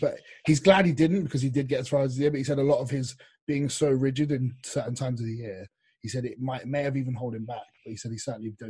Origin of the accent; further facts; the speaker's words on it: England, United Kingdom; and I'm English